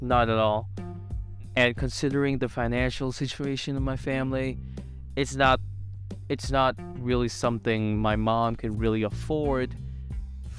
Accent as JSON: {"language": "English", "country": "Vietnam", "tie": "born or raised there", "moved": "as an adult", "lives_now": "Ho Chi Minh City, Vietnam"}